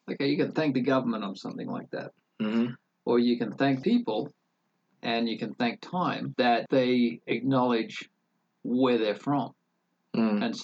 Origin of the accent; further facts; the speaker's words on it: Sydney, New South Wales, Australia; your earliest memories uh, growing up in Sydney?